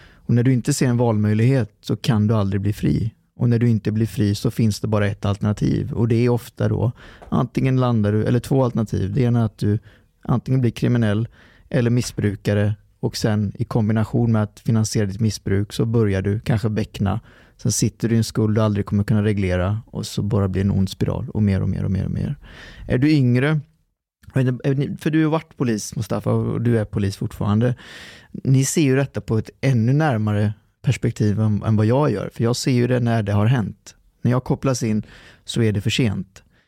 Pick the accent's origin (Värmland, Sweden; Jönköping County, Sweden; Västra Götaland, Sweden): Västra Götaland, Sweden; Lidköping; born or raised there; also born or lived in Trollhättan